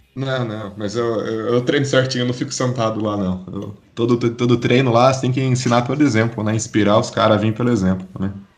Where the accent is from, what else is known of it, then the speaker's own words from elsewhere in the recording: Curitiba, Paraná, Brazil; moved away as an adult; now in Campinas, Brazil; eu sou de Curitiba, vim para Campinas em 2015 fazer faculdade aqui na Unicamp